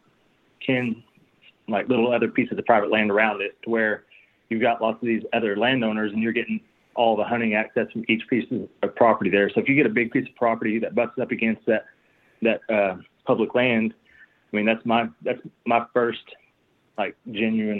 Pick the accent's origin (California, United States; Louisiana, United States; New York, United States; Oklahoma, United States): Oklahoma, United States; Muskogee; I'm also from the Muskogee area